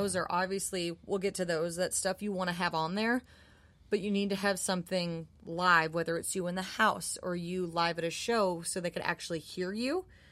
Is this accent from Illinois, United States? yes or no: no; Minneapolis, Minnesota, United States; moved away; I'm from Minneapolis, and I was eighteen years old.